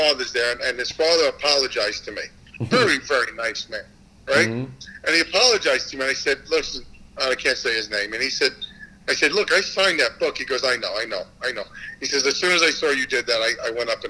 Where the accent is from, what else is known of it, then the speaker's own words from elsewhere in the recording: New York, United States; I'm an Italian from New York